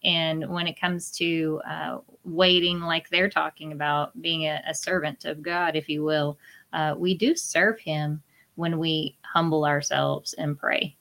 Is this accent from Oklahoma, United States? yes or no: yes; Oklahoma, United States; I'm from Oklahoma